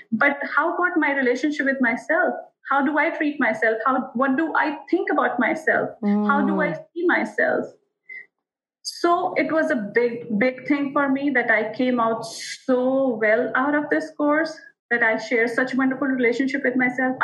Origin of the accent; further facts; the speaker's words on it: Modinagar, Uttar Pradesh, India; We are a family wherein we are three sisters from India. And from a small town of India, Modinagar.